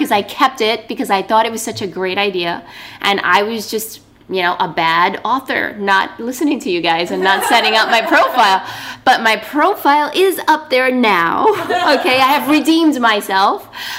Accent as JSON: {"language": "English", "region": "New York", "country": "United States", "said": "I'm a New Yorker."}